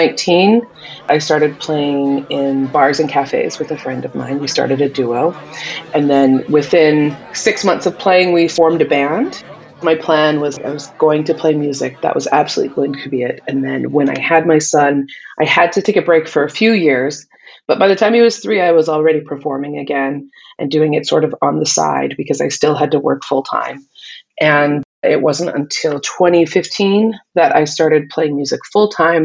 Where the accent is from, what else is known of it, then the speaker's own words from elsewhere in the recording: Northern Alberta, Canada; Growing up in Northern Alberta as a Native girl